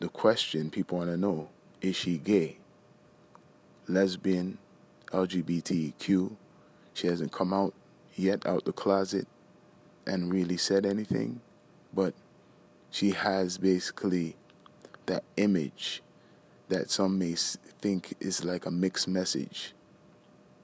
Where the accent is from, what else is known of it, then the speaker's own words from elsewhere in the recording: Toronto, Ontario, Canada; we're from the Screwface capital